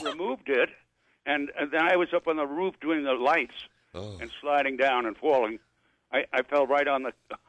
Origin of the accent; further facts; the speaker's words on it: New York, United States; I'm from New York.